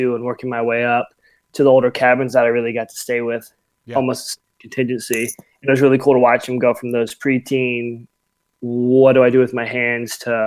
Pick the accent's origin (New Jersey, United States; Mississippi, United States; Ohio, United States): Mississippi, United States; moved away as an adult; now in California, United States; I'm originally from Mississippi, but when I came out in camp in 2012, fell in love with California, so relocated out here.